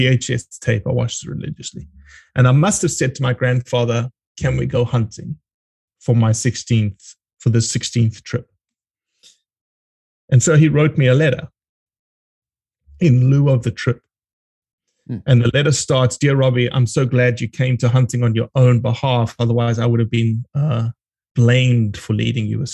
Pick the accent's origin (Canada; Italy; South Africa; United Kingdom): South Africa; also born or lived in Brazil; now in United States; I was born in Brazil. My brother was born in Brazil, and my dad traded rice around the world pretty much for 12 years. And that fell apart a little bit, and that's how we got back to South Africa. We got back to South Africa in the early 80s. And then I was pretty much born and raised in South Africa